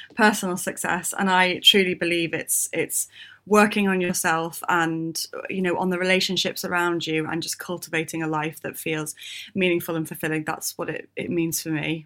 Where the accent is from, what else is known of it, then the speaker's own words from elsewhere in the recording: United Kingdom; we're British